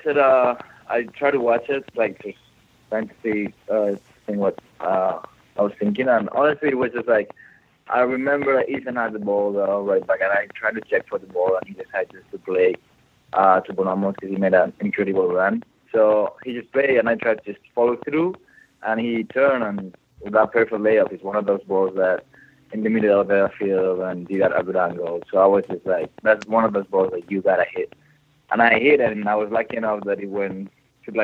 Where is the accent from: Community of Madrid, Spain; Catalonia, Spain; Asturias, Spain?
Community of Madrid, Spain; Madrid; moved away; Well, I'm from Spain. I'm from Madrid